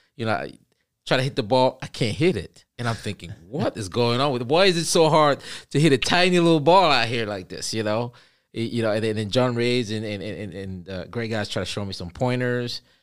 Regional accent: Cameroon; moved away; I'm originally from Cameroon. I say originally, but I, you know, I like to say I am from Cameroon still, and will ever be.

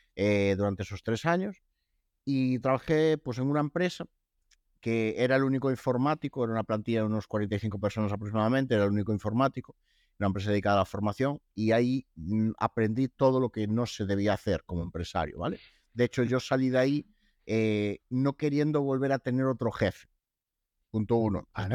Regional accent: Lugo, Galicia, Spain; soy de Lugo

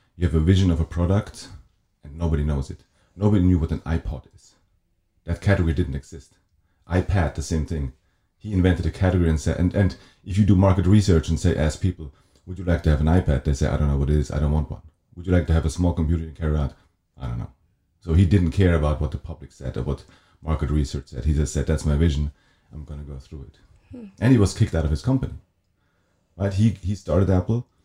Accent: Wettingen, Aargau, Switzerland; also born or lived in Zurich; I grew up in a little town called Wettingen

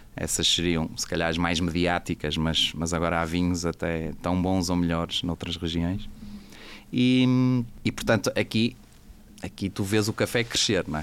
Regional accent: Portugal; accent: Portuguese; eu sou português, acho que se dá para notar pelo, pelo meu sotaque

